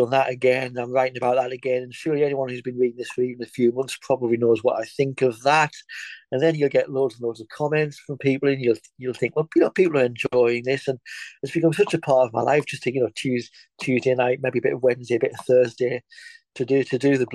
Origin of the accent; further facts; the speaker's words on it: England, United Kingdom; now in Scotland, United Kingdom; I'm in Scotland. I'm English